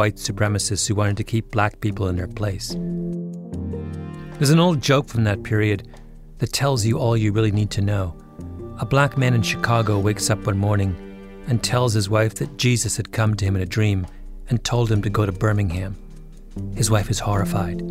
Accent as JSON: {"language": "English", "country": "Canada", "moved": "as an adult", "lives_now": "United States", "said": "I'm an outsider. I'm Canadian."}